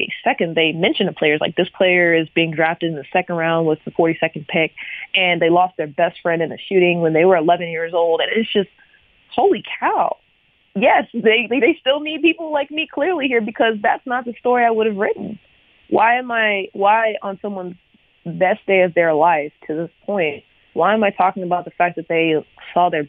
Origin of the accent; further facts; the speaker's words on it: United States; I'm an American. I love the fact that I was born here.